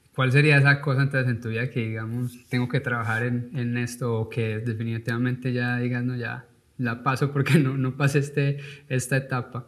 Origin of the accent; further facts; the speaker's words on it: Paisa region, Antioquia, Colombia; now in United States; como paisa o como colombiano